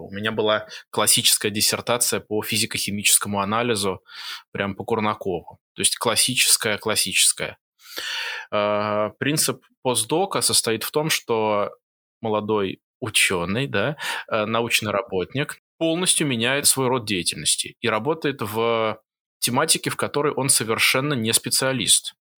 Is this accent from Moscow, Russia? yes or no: yes; Moscow, Russia; moved away as an adult; also born or lived in Jerusalem, Israel; now in Singapore; я родился и вырос в Москве